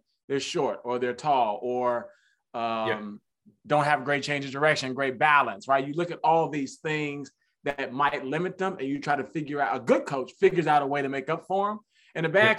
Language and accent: English; United States; As American male, right, I grew up